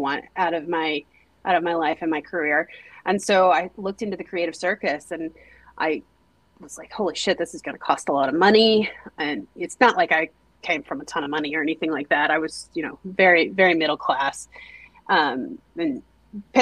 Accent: Teague, Texas, United States; also born or lived in Denton, Texas; Originally I'm from Teague, Texas.

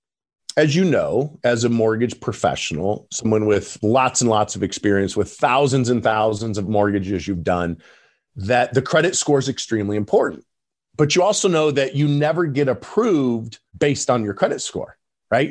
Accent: Parma, Idaho, United States; also born or lived in Colorado; now in Boise, United States; I grew up in Parma, Idaho, in a shack that had no running water, no electricity.

